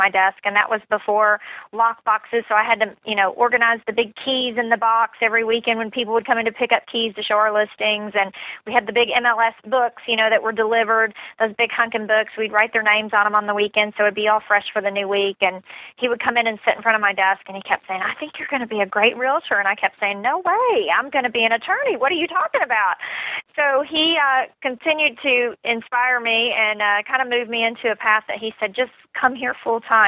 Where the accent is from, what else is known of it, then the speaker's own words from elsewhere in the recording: Southern Illinois, United States; moved away as an adult; now in Nashville, United States; I grew up in Southern Illinois, about 3 hours from Nashville, Tennessee